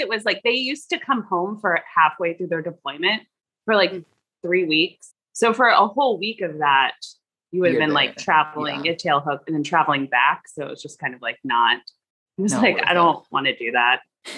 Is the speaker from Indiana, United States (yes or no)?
no; Fort Walton Beach, Florida, United States; but I'm from Fort Walton Beach, Florida. I stayed there for about 5 years and I worked.